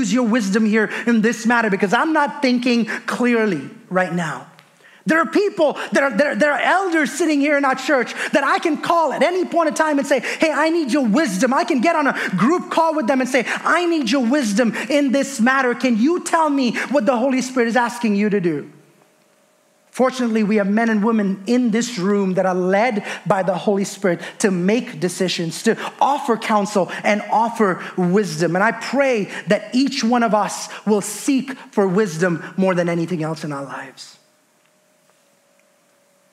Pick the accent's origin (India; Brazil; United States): India; moved away as an adult; I was born and raised in India, moved here when I was 20 years old.